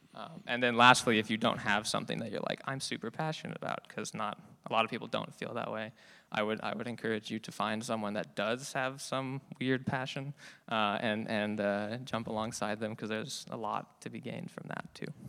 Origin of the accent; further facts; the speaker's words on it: Fremont, California, United States; moved away as an adult; also born or lived in San Luis Obispo; now in Davis, United States; I'm from Fremont in the Bay Area